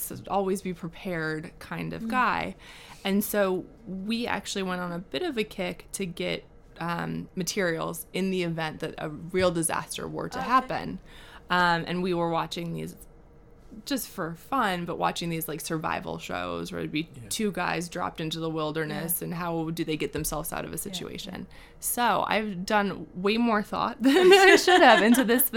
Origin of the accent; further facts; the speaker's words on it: Midwest, United States; I'm from the Midwest in the States